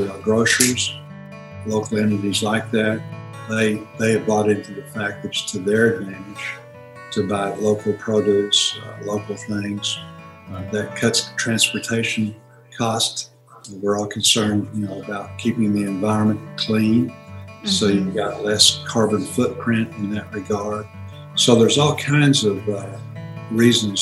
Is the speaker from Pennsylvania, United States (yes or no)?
no; Fort Smith, Arkansas, United States; I grew up in Fort Smith, and Fort Smith is not, you know, it was a smaller town then than it is now